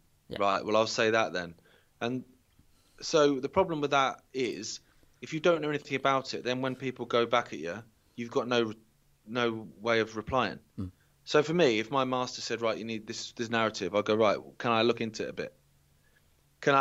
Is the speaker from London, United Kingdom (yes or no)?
no; Derbyshire, East Midlands, United Kingdom; I came from Derbyshire